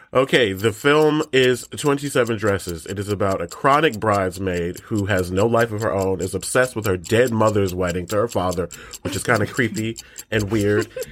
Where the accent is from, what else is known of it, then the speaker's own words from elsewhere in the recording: Michigan, United States; We're both from Michigan